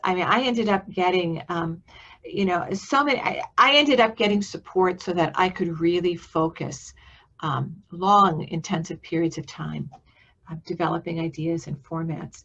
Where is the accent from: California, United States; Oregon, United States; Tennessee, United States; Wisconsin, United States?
Wisconsin, United States; Milwaukee; moved away as an adult; also born or lived in Austin, Texas; now in Iowa, United States; I grew up in uh, Wisconsin. I grew up in Milwaukee.